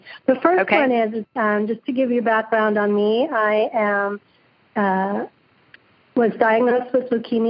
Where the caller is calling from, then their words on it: San Jose, California, United States; I'm calling from San Jose, California.